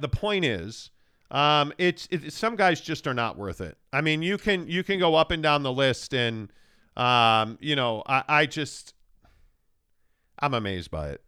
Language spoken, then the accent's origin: English; Chicago, Illinois, United States; I grew up in Chicago